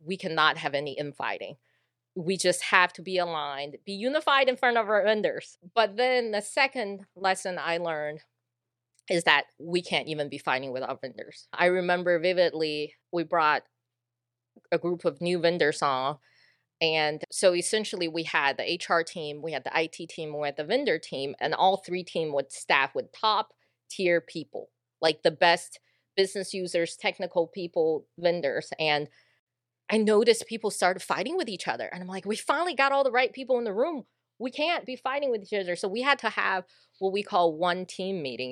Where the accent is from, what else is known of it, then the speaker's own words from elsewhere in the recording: Sugar Land, Texas, United States; accent: a little bit of Texas accent; I moved here when I was 10 into a little town called Sugarland, Texas and uh, I never left